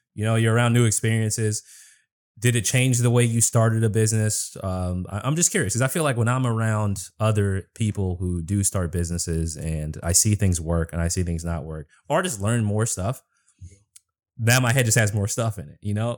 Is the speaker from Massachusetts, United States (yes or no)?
yes; Boston, Massachusetts, United States; moved away as an adult; also born or lived in Minnesota; now in Washington, D.C., United States; I grew up in Boston. I used to live in Minnesota